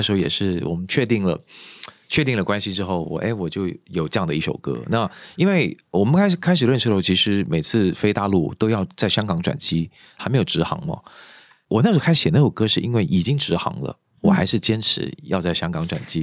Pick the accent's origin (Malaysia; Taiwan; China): Malaysia; Kuala Lumpur; moved away as an adult; 因为我从小在马来西亚长大，是。马来西亚的吉隆坡